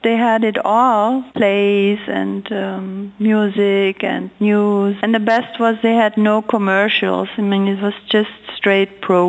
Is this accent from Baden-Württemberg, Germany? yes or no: no; a little village south of Munich, Bavaria, Germany; I grew up in a little village outside of Munich, south of Munich, which was near the American base at the time.